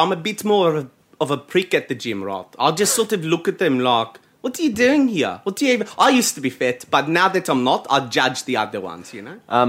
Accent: South Africa; we're from South Africa.

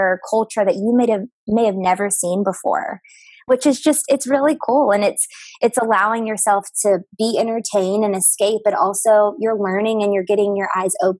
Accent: Texarkana, Texas, United States; moved away as an adult; also born or lived in New Orleans, Louisiana / Nashville, Tennessee; now in Chicago, United States; So I'm from a place called Texarkana, and it's on the border of Texas and Arkansas. So that's where I grew up

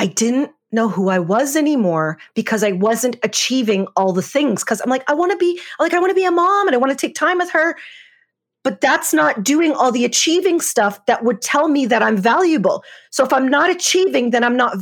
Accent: Canada; I grew up in Canada, which is where I am now.

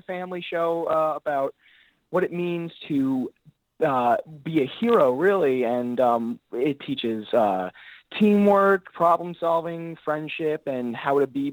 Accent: Los Angeles, California, United States

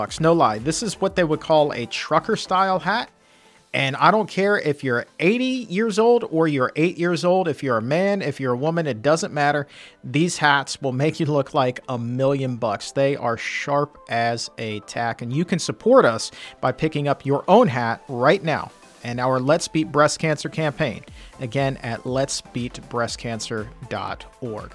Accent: Norfolk, Virginia, United States; moved away; I was born and raised in Norfolk, Virginia

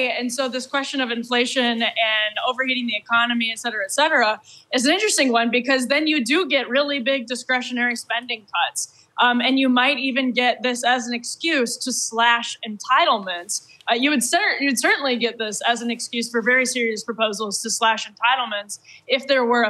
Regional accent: Wisconsin, United States; I'm from Wisconsin

